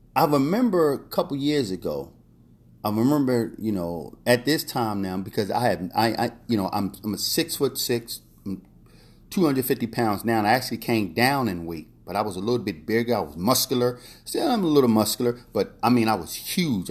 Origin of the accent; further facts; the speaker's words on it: Philadelphia, Pennsylvania, United States; also born or lived in Key West, Florida / Vero Beach, Florida / Miami Beach, Florida / New York City; now in Orlando, United States; growing up in North Philadelphia